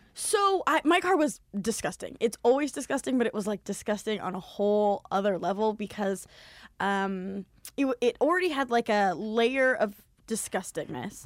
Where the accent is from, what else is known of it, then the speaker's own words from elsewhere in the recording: Southern California, United States; I'm from Southern California.